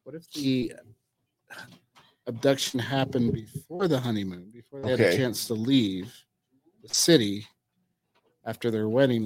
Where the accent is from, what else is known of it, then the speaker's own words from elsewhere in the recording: California, United States; born there; I was born in California.